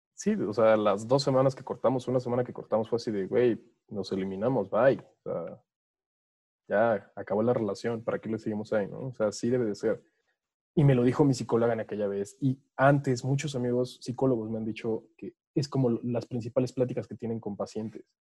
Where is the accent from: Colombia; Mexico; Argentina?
Mexico; como típicos mexicanos